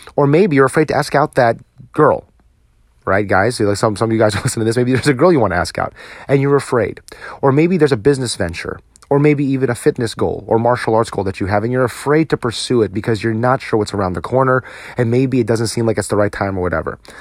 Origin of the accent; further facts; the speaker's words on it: New Jersey, United States; now in Texas, United States; my home state of New Jersey